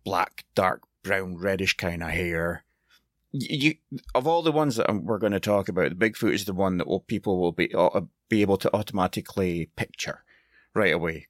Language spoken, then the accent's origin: English; Scotland, United Kingdom; I'm Scottish